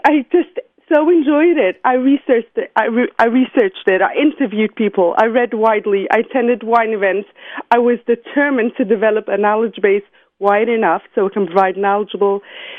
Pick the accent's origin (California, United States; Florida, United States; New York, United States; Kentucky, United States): New York, United States; New York City; I was born and raised in Brooklyn, New York. I still live there today. I'm a mother of 7 beautiful children